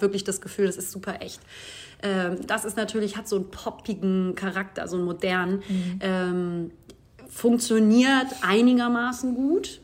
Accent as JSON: {"language": "German", "region": "Hamburg", "country": "Germany", "tie": "born or raised there", "moved": "yes", "said": "Es ist meine Stadt, aber es ist natürlich auch immer, ja, also natürlich äh, ist es meine Heimat"}